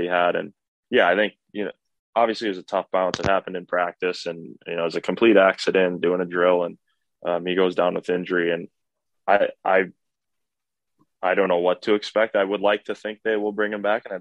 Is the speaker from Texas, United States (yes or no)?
no; Minnesota, United States; moved away as an adult; growing up in Minnesota